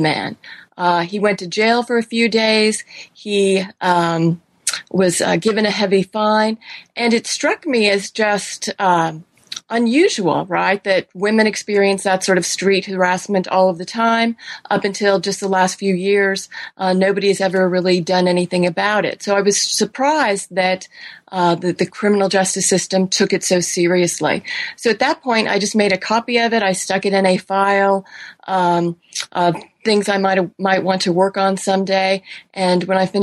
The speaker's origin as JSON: {"language": "English", "region": "California", "country": "United States", "tie": "born or raised there", "moved": "yes", "lives_now": "Sewanee, United States", "said": "I grew up in California"}